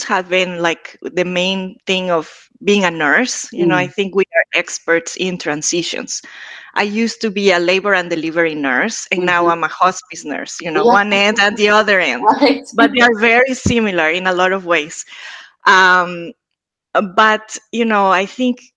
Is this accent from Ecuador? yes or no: yes; Ecuador; now in Boston, United States; I am from Ecuador